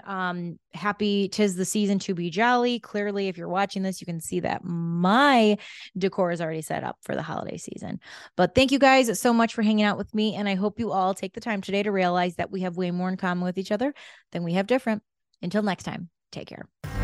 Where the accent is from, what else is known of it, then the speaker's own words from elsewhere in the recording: Chicago, Illinois, United States; moved away; I'm a Chicago girl